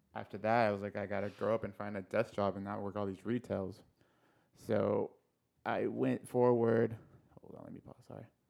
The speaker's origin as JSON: {"language": "English", "town": "El Cajon", "region": "California", "country": "United States", "tie": "born or raised there", "said": "I grew up in El Cajon, so born and raised in El Cajon."}